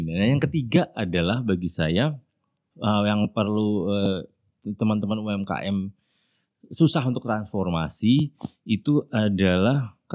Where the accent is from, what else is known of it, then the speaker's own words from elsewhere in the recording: Pontianak, West Kalimantan, Indonesia; also born or lived in Jayapura / Denpasar; Saya anak daerah, saya gede di Pontianak